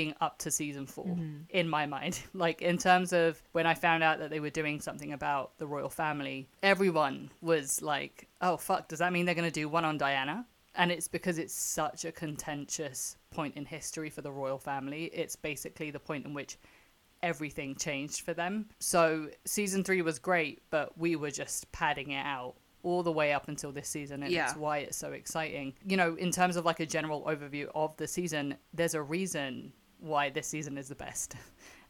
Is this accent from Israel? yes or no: no; United Kingdom; I'm the Brit in this conversation